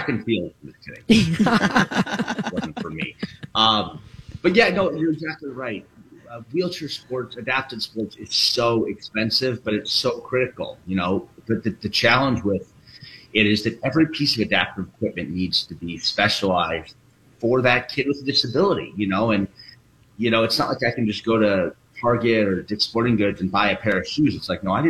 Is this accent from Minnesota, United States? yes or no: yes; Minneapolis, Minnesota, United States; I grew up in Minneapolis, right down the road from Golden Valley. So Minnesota kid